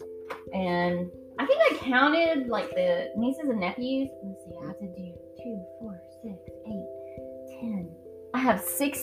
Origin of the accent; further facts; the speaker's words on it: Texas, United States; moved away as an adult; now in South Carolina, United States; I grew up in our little hometown, Texas